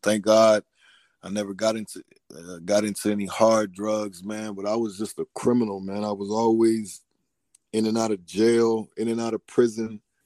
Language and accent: English; Newport News, Virginia, United States; now in Atlanta, United States; I'm from Newport News, Virginia. Right now, I'm living in Georgia, though, in the Atlanta area